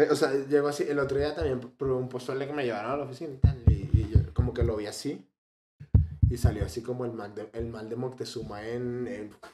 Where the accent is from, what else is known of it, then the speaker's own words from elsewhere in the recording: Venezuela; Aquí en Venezuela no decimos curvilínea, sino decimos pepiada